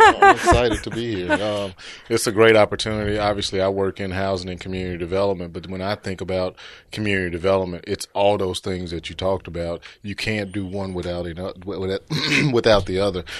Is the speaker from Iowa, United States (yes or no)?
no; Memphis, Tennessee, United States; also born or lived in New York; born and raised in Memphis, grew up over in, uh, Oak Haven area, graduated from East High School